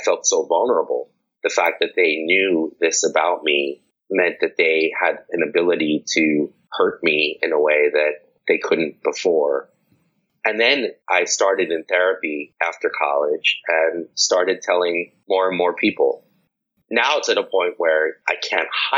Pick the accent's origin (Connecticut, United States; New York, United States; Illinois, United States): New York, United States; New York City; moved away; I'm from New York City